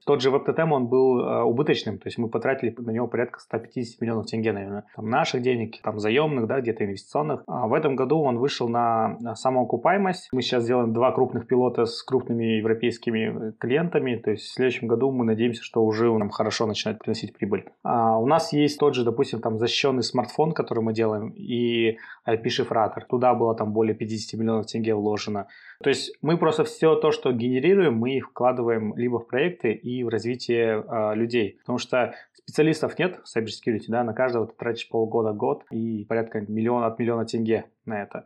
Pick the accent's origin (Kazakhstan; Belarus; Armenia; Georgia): Kazakhstan; тяжело с Казахстана э, продавать развивать cybersecurity